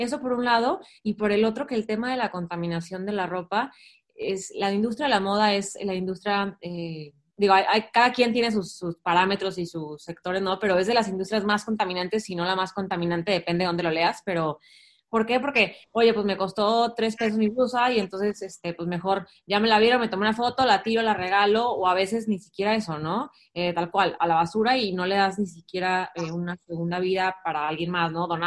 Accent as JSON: {"language": "Spanish", "country": "Mexico"}